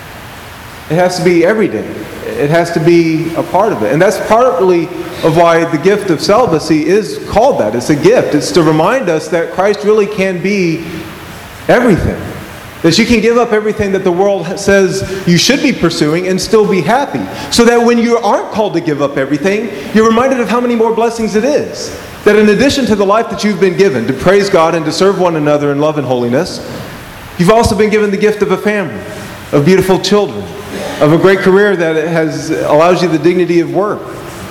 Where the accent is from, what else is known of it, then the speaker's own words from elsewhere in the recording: Georgia, United States; I remember growing up in Georgia, there was a Mormon church down the street